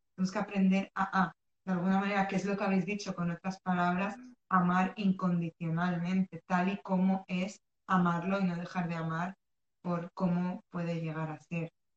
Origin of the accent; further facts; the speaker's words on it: Spain; also born or lived in Morocco; yo soy de Marruecos, he nacido en Marruecos, pero vivo y he, he vivido casi toda mi vida en España y me he criado, o sea, me he educado en España mayoritariamente